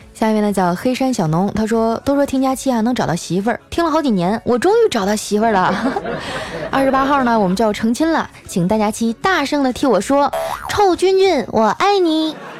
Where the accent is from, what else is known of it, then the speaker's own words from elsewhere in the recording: Northeast China, China; accent: Northeastern; 我们东北话